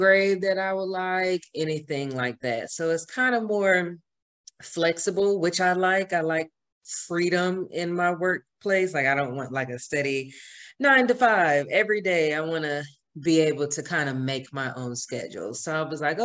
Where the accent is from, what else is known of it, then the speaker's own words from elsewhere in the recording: Georgia, United States; also born or lived in Fort Myers, Florida; home to Georgia, which is my hometown